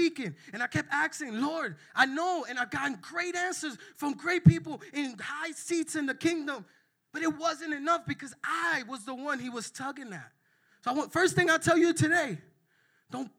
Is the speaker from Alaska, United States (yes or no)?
no; New York, United States; I'm from New York and I'm Dominican